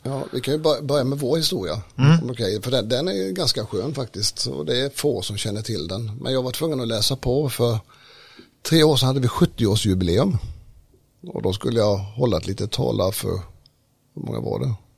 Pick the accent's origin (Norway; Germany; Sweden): Sweden; Smålandsstenar, Jönköping County; jag är ju smålänning då, född i Smålandstena mm. i en hantverkarfamilj